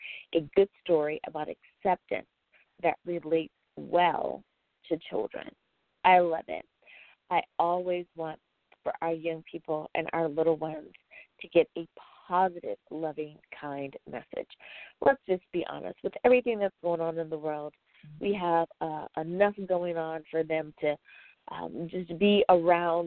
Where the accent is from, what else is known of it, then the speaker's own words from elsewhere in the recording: United States; my home country, the U.S. of A.